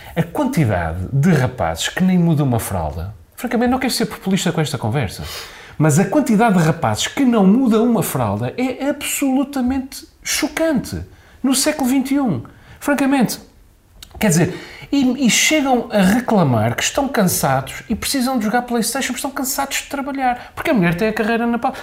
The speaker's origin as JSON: {"language": "Portuguese", "region": "Azores", "country": "Portugal", "said": "porque nós somos muito ciosos do nosso património mundial em Angra"}